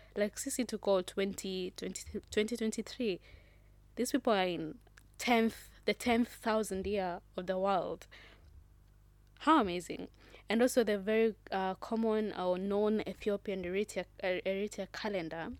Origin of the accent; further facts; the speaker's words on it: Kenya; I am proudly Kenyan